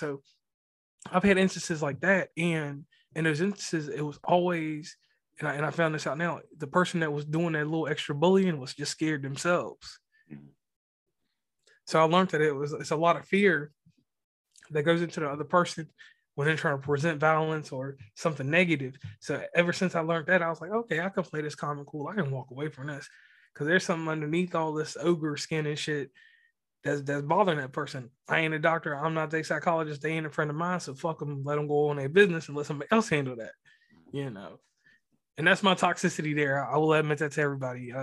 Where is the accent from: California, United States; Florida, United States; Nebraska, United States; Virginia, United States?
Virginia, United States; rural; moved away as an adult; now in West Virginia, United States; Growing up in Virginia